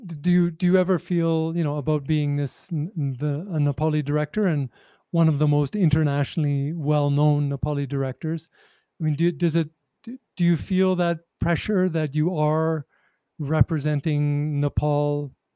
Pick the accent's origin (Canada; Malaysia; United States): Canada; if someone asked me about being a Canadian journalist, I would probably have a similar answer. Right. You can be critical about your country, but you still are of that country, and it's your home.